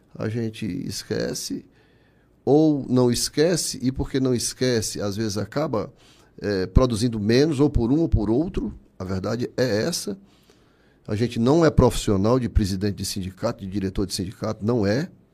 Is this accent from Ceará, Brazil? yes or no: yes; Barro, Ceará, Brazil; now in Fortaleza, Brazil; Eu nasci já no Barro, nasci em 59